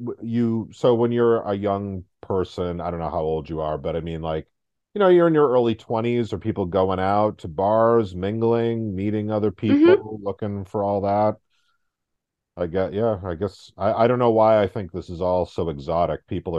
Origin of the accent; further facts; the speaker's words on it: United States; also born or lived in New York; now in Boston, United States; I'm typical American.